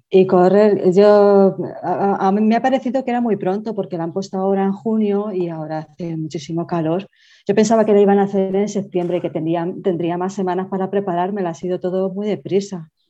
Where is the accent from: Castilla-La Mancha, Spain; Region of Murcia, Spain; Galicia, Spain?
Castilla-La Mancha, Spain; Toledo; soy de Toledo